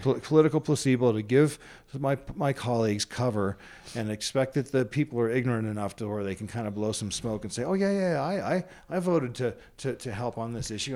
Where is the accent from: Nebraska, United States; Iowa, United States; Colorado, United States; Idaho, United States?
Colorado, United States; also born or lived in Washington, D.C.; now in Utah, United States; I was raised most of my life in, the, in Colorado